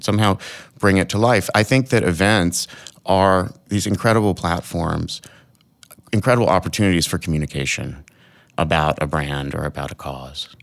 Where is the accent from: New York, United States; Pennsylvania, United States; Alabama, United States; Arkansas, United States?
Arkansas, United States; moved away; I'm from Arkansas